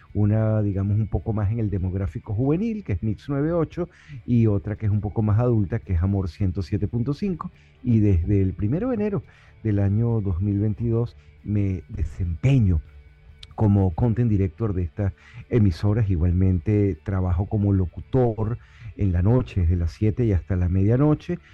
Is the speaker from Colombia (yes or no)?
no; Caracas, Capital District, Venezuela; moved away as an adult; now in Miami, United States; yo crecí en Caracas, Venezuela, eh, con el Ávila enfrente